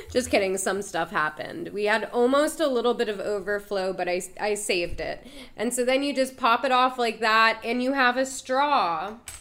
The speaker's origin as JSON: {"language": "English", "area": "DMV", "region": "DC metropolitan area", "country": "United States", "tie": "born or raised there", "said": "It's my hometown. I'm from the D M V."}